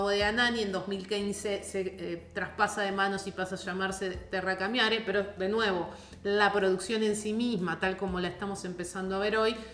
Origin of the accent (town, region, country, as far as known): Argentina